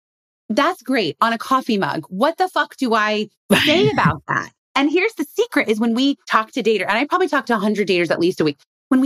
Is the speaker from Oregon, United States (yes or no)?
no; Indiana, United States; I'm from Indiana. A lot of people in Indiana don't like to travel.